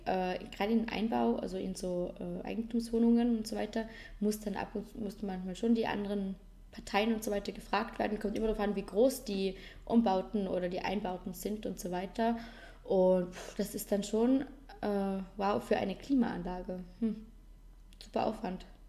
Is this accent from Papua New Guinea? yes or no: no; Vorarlberg, Austria; bei uns in Vorarlberg